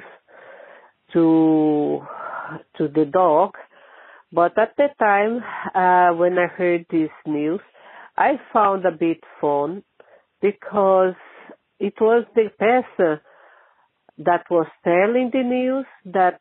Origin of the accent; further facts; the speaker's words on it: Brazil; now in Ireland; I'm not Irish. I'm Brazilian, but I live here in Ireland.